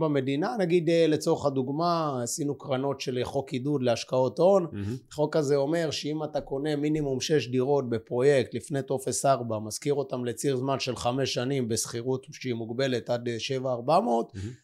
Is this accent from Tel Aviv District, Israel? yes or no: yes; Bat Yam, Tel Aviv District, Israel; אנחנו גם מקומיים, גדלנו בבת ים